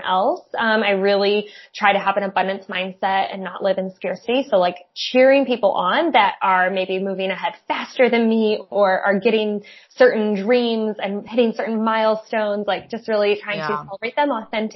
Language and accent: English; South Bend, Indiana, United States; also born or lived in Goshen, Indiana; I went to Penn High School, so Granger, South Bend area